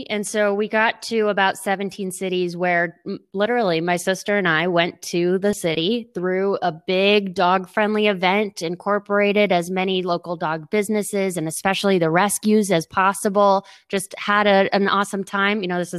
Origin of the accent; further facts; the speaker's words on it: Boston, Massachusetts, United States; now in New Orleans, United States; We're originally from Boston, but our family's from down here.